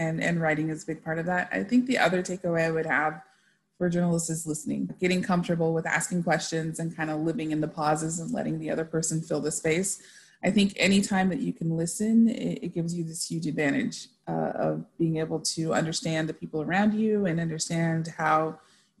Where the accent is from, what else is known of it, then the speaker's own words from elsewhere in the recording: El Paso, Texas, United States; I grew up in El Paso, Texas. My family is originally from Mexico